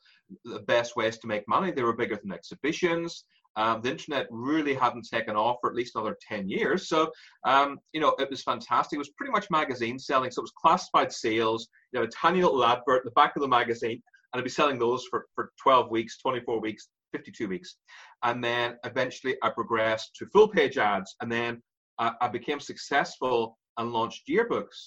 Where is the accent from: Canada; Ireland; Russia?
Ireland; accent: Irish; moved away; also born or lived in London; I have an Irish accent.